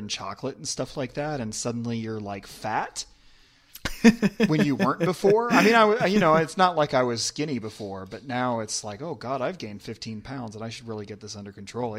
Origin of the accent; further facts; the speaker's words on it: Pennsylvania, United States; moved away as an adult; also born or lived in Ohio / California; now in Belgium; I grew up in Pennsylvania, but I lived most of my life on the East Coast around the East Coast. Like the furthest west I lived was Ohio.